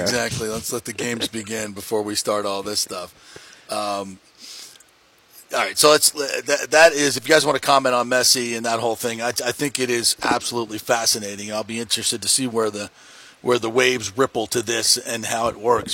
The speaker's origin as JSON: {"language": "English", "town": "Fort Lauderdale", "region": "Florida", "country": "United States", "tie": "born or raised there", "said": "growing up in Fort Lauderdale, we had the Strikers"}